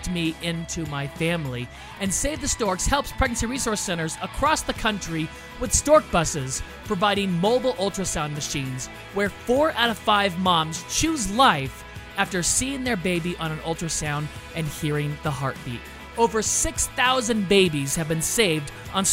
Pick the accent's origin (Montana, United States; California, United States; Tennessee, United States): California, United States; also born or lived in Illinois; I was born and raised in California